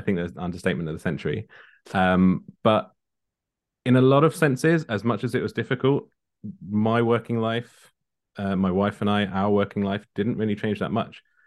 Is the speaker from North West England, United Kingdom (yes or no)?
no; Kent, South East England, United Kingdom; born or raised there; also born or lived in London